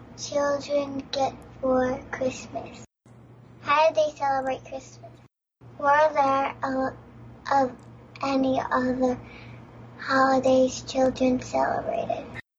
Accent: Long Island, New York, United States; I'm six, and I'm from Long Island.

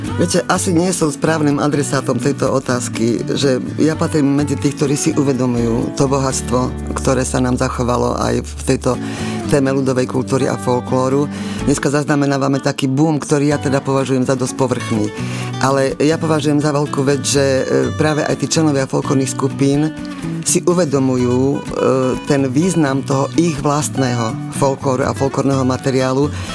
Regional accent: Martin, Žilina Region, Slovakia; keď som rodáčka z Martina, tak mojou veľkou ambíciou samozrejme bolo vrátiť sa sem do Martina

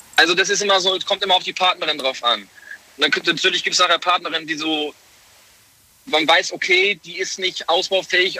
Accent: Hamburg, Germany; ich komme aus Hamburg, bin tatsächlich aber gerade im LKW unterwegs

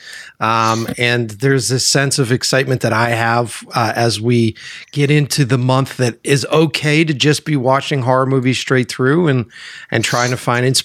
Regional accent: Framingham, Massachusetts, United States; also born or lived in Brighton, Boston / Watertown; born in Brighton, and then I grew up, went to school in Framingham, and then I lived in Watertown for years.

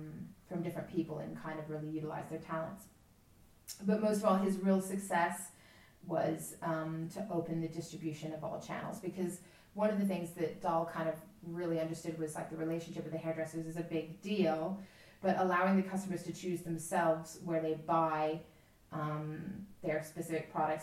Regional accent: Texas, United States; I come from Texas

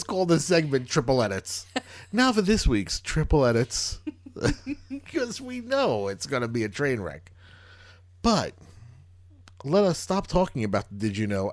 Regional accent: New York, United States; We're from New York.

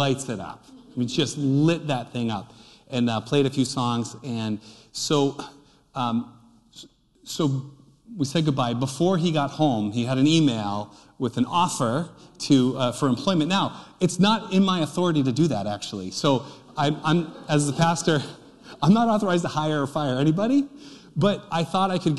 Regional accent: Nashua, New Hampshire, United States; I'm from South Nashua.

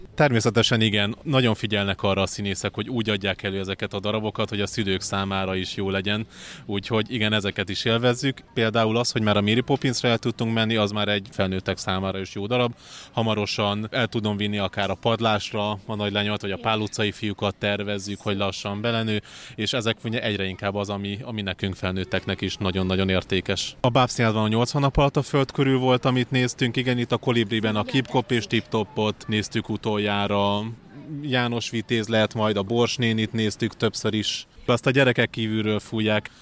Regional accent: Veszprém, Veszprém County, Hungary; moved away; Én kisvárosban nőttem fel, ahol egy színház volt

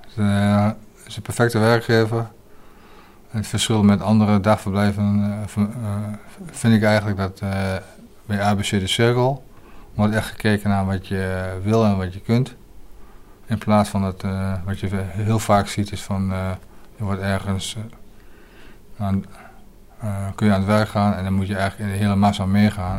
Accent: Hengelo, Overijssel, Netherlands; also born or lived in Leeuwarden; ik kom uit Hengelo, Overijssel

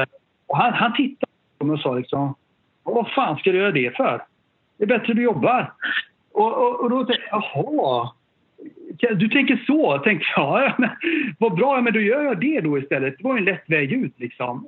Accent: Sollebrunn, Västra Götaland, Sweden; also born or lived in Gothenburg / Japan; sen flyttade vi tillbaka till ett samhälle utanför, ja, norr om Göteborg uh, som heter Sollebrunn, ett, lit, litet samhälle ute på landet i Västergötland

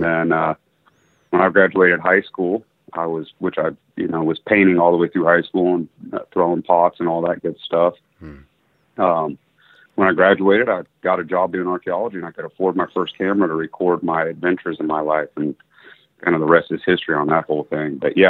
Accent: Kansas, United States; also born or lived in Florida; Well, it's kind of a mixed bag, but I was born in Kansas in a town of about 1,000, fourth generation there. And then when my parents split, we ended up down in the panhandle of Florida.

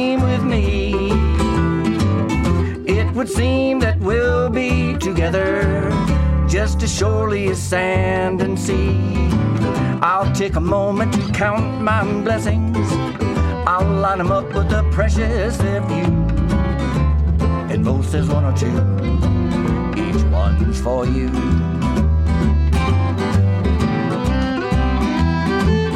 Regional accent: Hickory, North Carolina, United States; also born or lived in Morganton, North Carolina; We're from Hickory, North Carolina, and Morganton, North Carolina

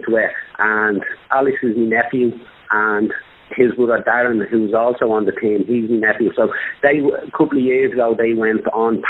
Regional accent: Dublin, Leinster, Ireland; We're based in Dublin, yeah. Yeah, we're all from Dublin

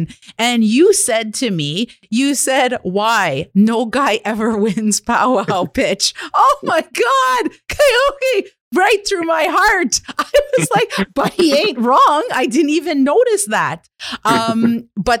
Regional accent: Kitigan Zibi, Quebec, Canada; I'm an entrepreneur from Kitigan, Zibi, and Anishinaabeg

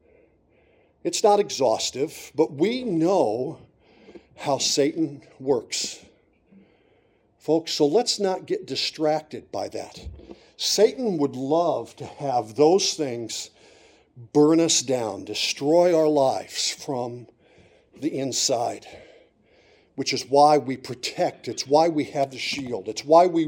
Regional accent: Montrose, Pennsylvania, United States; I grew up in Montrose in Susquehanna County

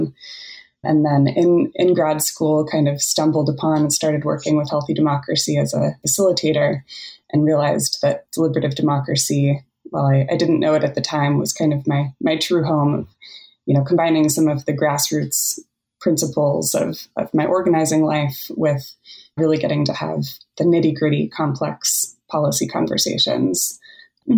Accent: San Francisco Bay Area, California, United States; moved away as an adult; now in Springfield, Oregon, United States; I grew up in the San Francisco Bay Area in California

